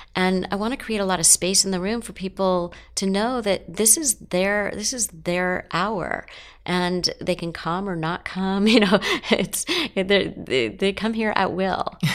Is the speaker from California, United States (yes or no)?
yes; Los Angeles, California, United States; I grew up in Los Angeles